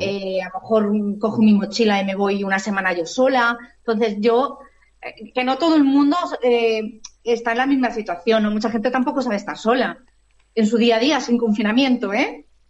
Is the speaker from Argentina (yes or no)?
no; Alicante, Valencian Community, Spain; nací en Alicante y mi familia también es de aquí en Alicante. Y y llevo aquí viviendo